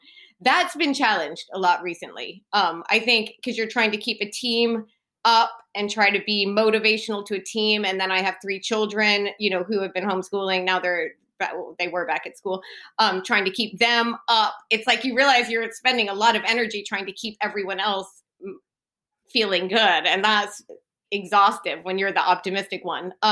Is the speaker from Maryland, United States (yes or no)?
no; Texas, United States; moved away as an adult; now in United Kingdom; I'm from Texas where everything's sort of bigger and better